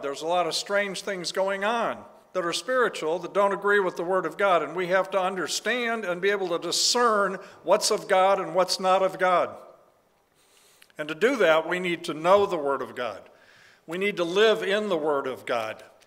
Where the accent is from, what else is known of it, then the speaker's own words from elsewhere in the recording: Tulsa, Oklahoma, United States; I'm from Tulsa, Oklahoma